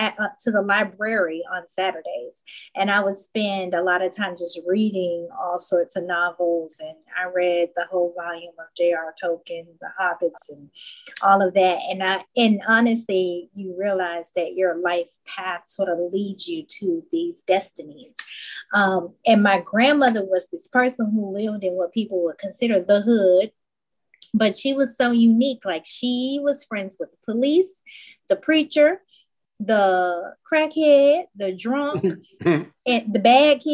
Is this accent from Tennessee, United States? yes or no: yes; Chattanooga, Tennessee, United States; I grew up in Tennessee, Chattanooga, to be exact